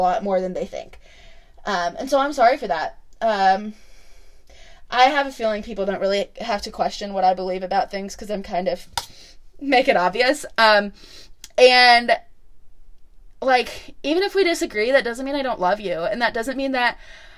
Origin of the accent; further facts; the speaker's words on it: Illinois, United States; now in Franklin, United States; Growing up in Illinois, if you didn't go to church, you just didn't go to church